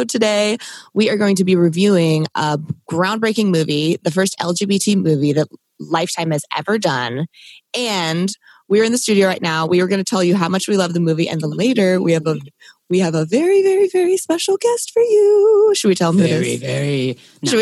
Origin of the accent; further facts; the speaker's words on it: Maryland, United States; moved away; cause I'm originally from Maryland